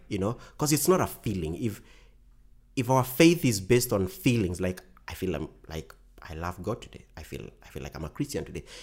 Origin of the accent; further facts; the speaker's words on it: Kenya; our communities back in Kenya